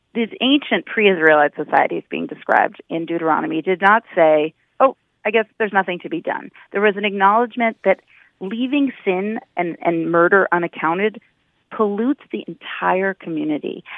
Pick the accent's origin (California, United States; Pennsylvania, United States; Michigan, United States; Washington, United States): Washington, United States; Seattle; I grew up in Seattle